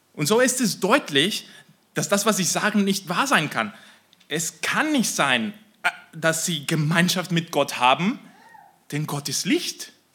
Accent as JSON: {"language": "German", "country": "Mexico", "moved": "yes", "said": "ich komme aus Mexiko"}